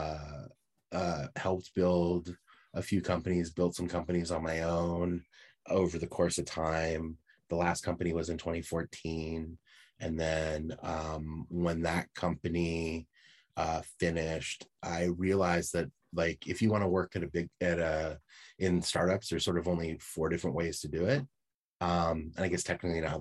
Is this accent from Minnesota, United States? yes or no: no; San Francisco Bay Area, California, United States; I grew up in San Francisco Bay Area